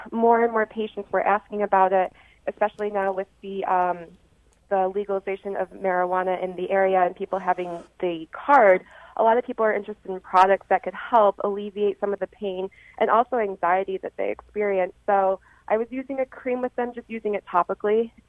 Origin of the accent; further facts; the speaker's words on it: Rochester, New York, United States; I am. I'm from Rochester, New York.